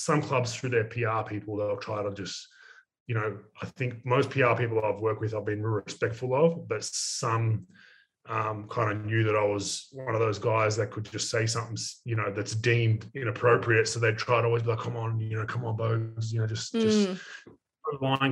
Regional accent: Australia; I'm from Australia

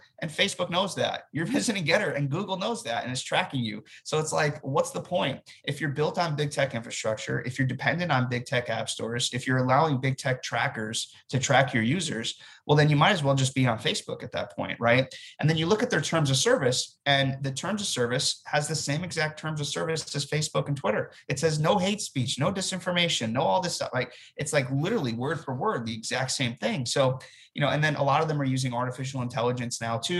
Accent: United States; I'm an American citizen

